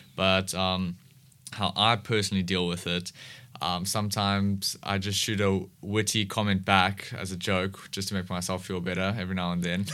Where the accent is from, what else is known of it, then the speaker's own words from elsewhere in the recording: Cape Town, Western Cape, South Africa; I've been in S, Cape Town, um, most of my life.